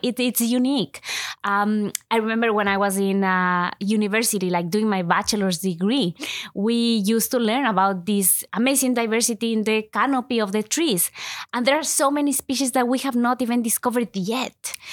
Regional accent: Ecuador; first language Spanish; English is a second language; moved away as an adult; now in Canada; I was born and I was raised in Ecuador. So most of my life, I have lived in Ecuador.

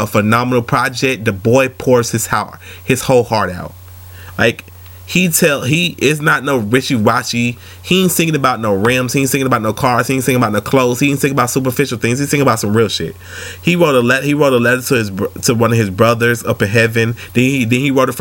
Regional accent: Atlanta, Georgia, United States; I'm from Atlanta

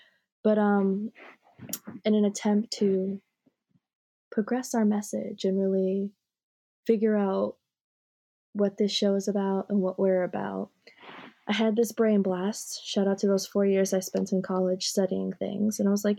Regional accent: New York, United States; also born or lived in Japan; now in Florida, United States; Like, yeah, I also grew up in a Haitian household. Like, I was only in Japan till I was 3. But I grew up Haitian in New York. And now I live in Florida.

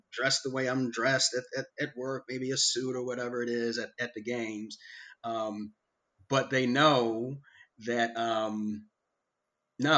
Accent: Chicago, Illinois, United States; also born or lived in South Side, Chicago; I was born on the South Side, and then I was like 6 or 7 years old, we moved to the South Suburbs of Chicago

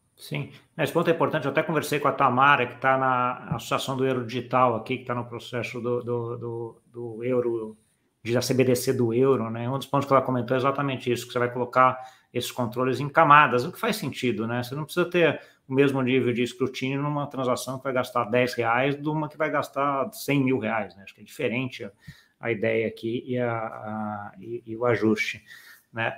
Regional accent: Brazil; como brasileiro

